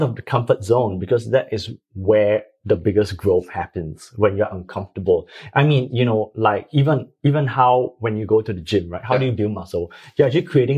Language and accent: English; Singapore; being a Singaporean, we are all very practical